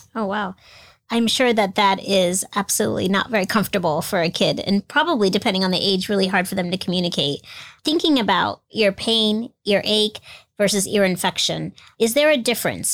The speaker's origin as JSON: {"language": "English", "region": "Florida", "country": "United States", "tie": "born or raised there", "moved": "yes", "said": "I grew up in Florida"}